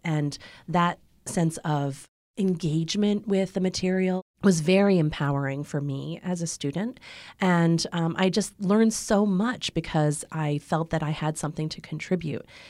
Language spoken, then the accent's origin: English; Ann Arbor, Michigan, United States; I was born in Ann Arbor in the middle of a snowstorm.